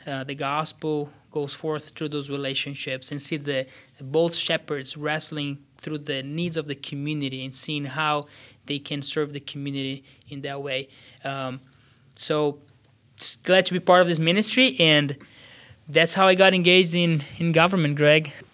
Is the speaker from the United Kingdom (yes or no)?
no; São Paulo, Brazil; moved away as an adult; now in Des Moines, United States; I was born in Brazil, southeast of Brazil, uh, São Paulo State, in a town of about six hundred thousand people